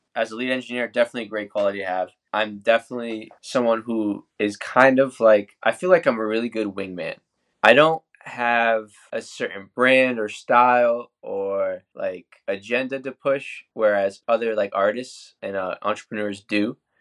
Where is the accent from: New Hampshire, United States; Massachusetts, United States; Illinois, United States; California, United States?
New Hampshire, United States; moved away as an adult; now in Orlando, United States; I'm working out of Orlando, Florida now, but I'm originally from New Hampshire. I lived the first eighteen years of my life up there